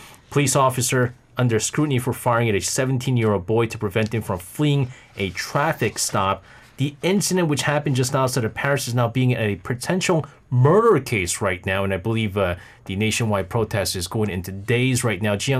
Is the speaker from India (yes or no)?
yes; India; When I got into Stanford University, it was very hard for me to get scholarship being Indian.